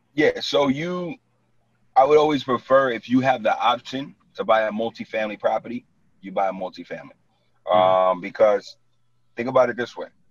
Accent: New York City, New York, United States; moved away as an adult; now in New Jersey, United States; I was born and raised in Brooklyn. Like, and I live in Jersey for the last nine years

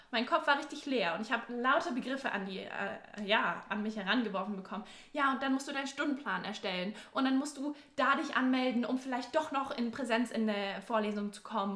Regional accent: near Stuttgart, Baden-Württemberg, Germany; moved away as an adult; now in Bayreuth, Germany; ich komme ursprünglich aus der Nähe von Stuttgart

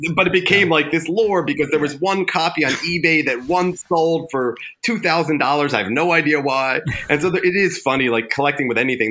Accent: Westchester County, New York, United States; also born or lived in Manhattan, New York; I grew up in Westchester County, New York, and then lived in Manhattan by far the majority of my life

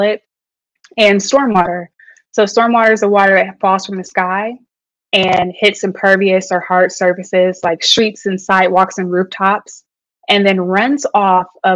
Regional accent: Detroit, Michigan, United States; now in Philadelphia, United States; I am an environmentalist, born and raised in Detroit, Michigan

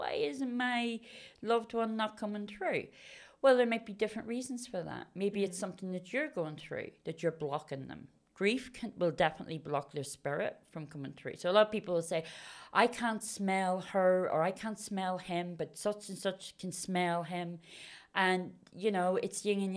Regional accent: Belfast, Northern Ireland, United Kingdom; I grew up in Belfast, and I come from a Roman Catholic background family

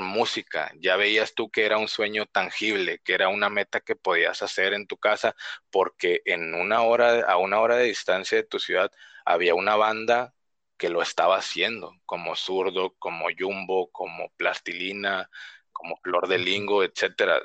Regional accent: Reynosa, Tamaulipas, Mexico; moved away as an adult; now in Tijuana, Mexico; yo soy de Reynosa, Tamaulipas, y nací, crecí ahí mm, casi todos los años que tengo

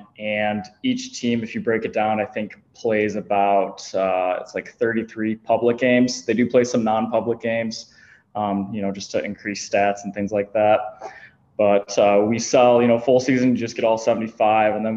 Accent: Shelby Township, Michigan, United States; I grew up in Shelby Township

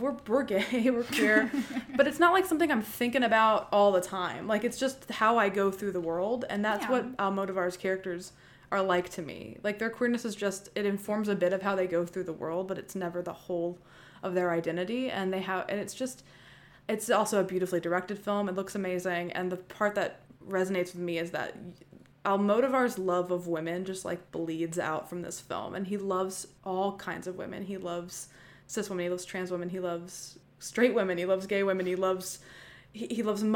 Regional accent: Tennessee, United States; We're from the South, you said. We're from Tennessee

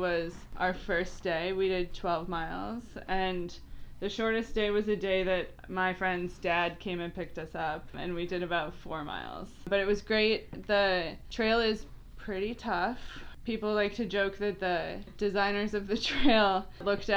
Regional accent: Minnesota, United States; I'm a Minnesotan

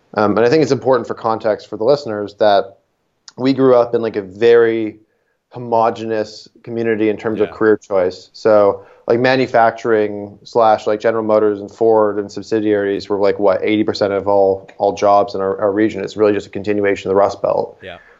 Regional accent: Niagara, Ontario, Canada; grew up in Niagara for 18 years.

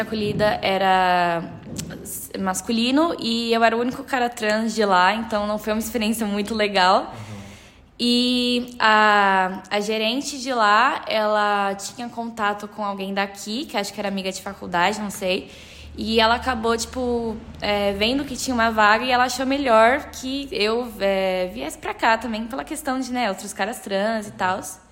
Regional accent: São Paulo, Brazil; eu sou de São Paulo mesmo

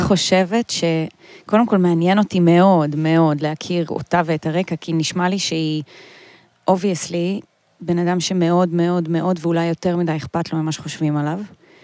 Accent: a small village in northern Israel, Israel; גדלתי בכפר קטן, יפהפה בצפון ישראל

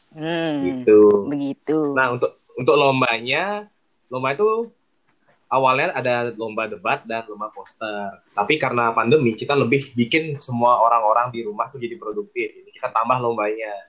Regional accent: Bali, Indonesia; Di sini aku diamanahi sebagai Ketua Farmasius 2020. Aku berasal dari Bali

